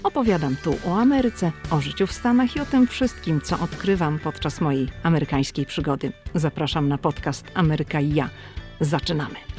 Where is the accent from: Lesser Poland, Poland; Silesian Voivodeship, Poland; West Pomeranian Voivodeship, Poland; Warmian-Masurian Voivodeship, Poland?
West Pomeranian Voivodeship, Poland; Szczecin; moved away as an adult; now in United States; ja jestem ze Szczecina